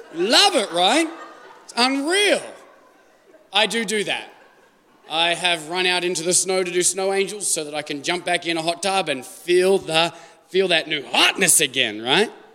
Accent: Australia; moved away as an adult; now in United States; I'm Australian

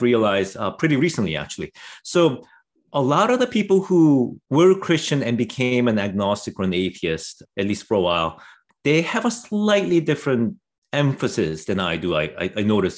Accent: Canada; also born or lived in South Korea; I was raised in Canada, but I came here when I was pretty young

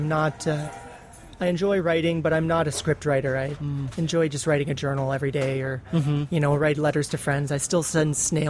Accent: Toronto, Ontario, Canada; I'm 31. I'm from Toronto, Canada

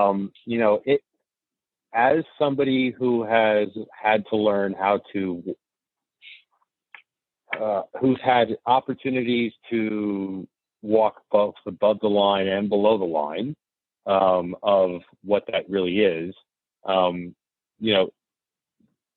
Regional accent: New York City, New York, United States

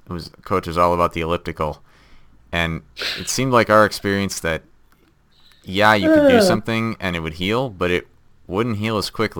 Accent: Midwest, United States; I'm from the Midwest too, and I went to school at a small school in Wisconsin

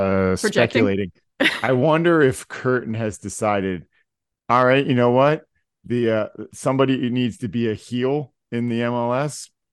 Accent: Philadelphia, Pennsylvania, United States; we're from Philly, effing Philly. No one likes us.

